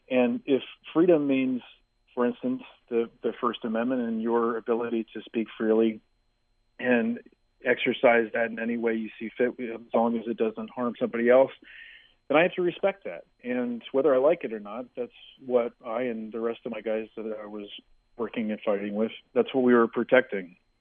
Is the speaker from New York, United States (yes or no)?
yes; New York City, New York, United States; we grew up in Manhattan